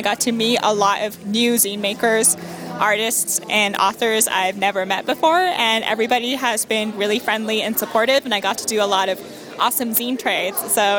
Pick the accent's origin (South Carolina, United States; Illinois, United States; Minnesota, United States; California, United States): California, United States; Orange County; also born or lived in Los Angeles; I was born and bred in Orange County, and I went to university in Los Angeles, so I've been in SoCal my whole life.